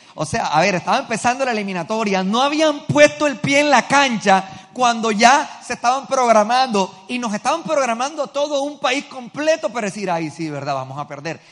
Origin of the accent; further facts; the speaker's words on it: Colombia; nosotros como pueblo colombiano